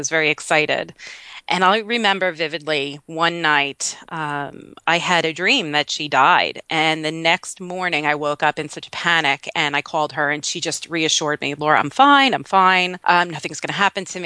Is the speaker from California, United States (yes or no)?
no; Long Island, New York, United States; moved away as an adult; also born or lived in South Florida; now in Pittsburgh, United States; I am originally from Long Island, New York. I moved down to South Florida when I was 19 years old